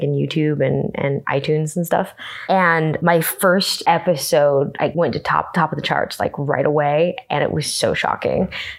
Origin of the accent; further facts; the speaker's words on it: Los Angeles, California, United States; Here we are, my hometown.